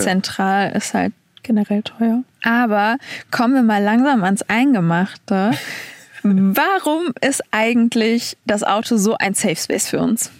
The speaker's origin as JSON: {"language": "German", "town": "Duisburg", "region": "North Rhine-Westphalia", "country": "Germany", "moved": "yes", "said": "ich komme ja aus NRW"}